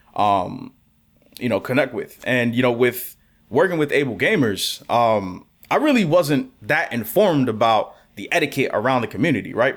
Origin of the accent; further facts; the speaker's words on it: New York City, New York, United States; I'm born and raised in New York City